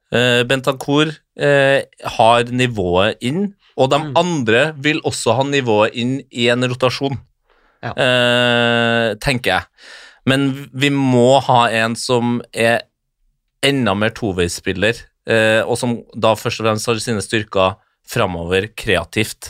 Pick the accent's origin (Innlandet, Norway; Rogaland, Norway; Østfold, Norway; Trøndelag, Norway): Trøndelag, Norway; Trondheim; jeg er født og oppvokst i Trondheim